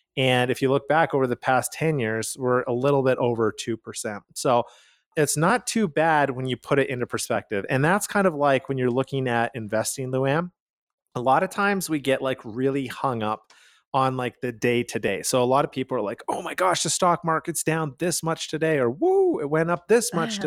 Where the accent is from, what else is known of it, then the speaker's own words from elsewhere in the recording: Calgary, Alberta, Canada; We are from Calgary, Canada.